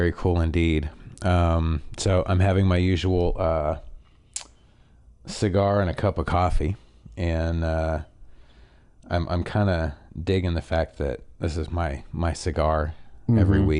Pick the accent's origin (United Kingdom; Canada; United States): Canada; I have a very nasally voice, and I'm from Canada, and Jesus, I've moved around a lot.